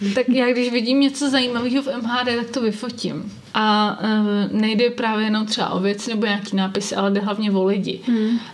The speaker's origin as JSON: {"language": "Czech", "town": "Brno", "region": "South Moravian Region", "country": "Czechia", "said": "u nás v Brně"}